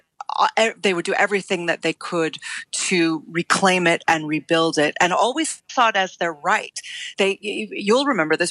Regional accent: United States; an American who loves my country

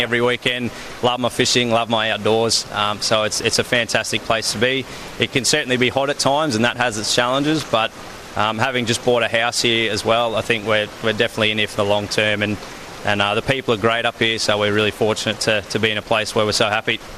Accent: Melbourne, Victoria, Australia; moved away as an adult; also born or lived in Townsville, Queensland; now in Northern Territory, Australia; I actually was born and raised in Melbourne

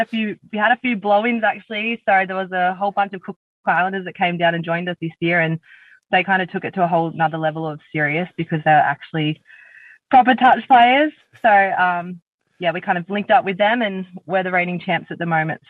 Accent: Sydney, New South Wales, Australia; So I grew up in the Southern Shire. I was born and bred in Caringbah. I'm one of three.

